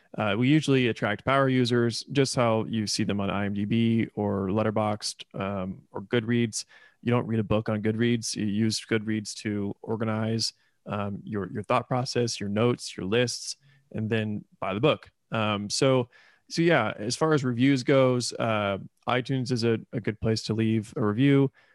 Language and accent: English; Indiana, United States; moved away as an adult; also born or lived in Florida / Louisville, Kentucky; now in Oklahoma City, United States; I was born in Florida, uh, but I grew up in Indiana, so I kind of identify as a Hoosier